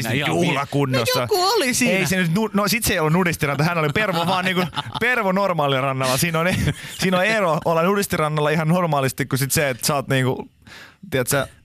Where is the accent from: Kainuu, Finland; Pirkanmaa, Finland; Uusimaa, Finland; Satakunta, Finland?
Satakunta, Finland; Pori; Yyterissähän on, mistä olen kotoisin siis tuolta Porista, niin siellä on, on pätkä nudistiranta